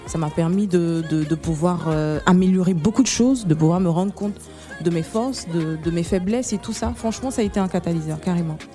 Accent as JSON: {"language": "French", "country": "Côte d’Ivoire", "said": "je suis ivoirienne"}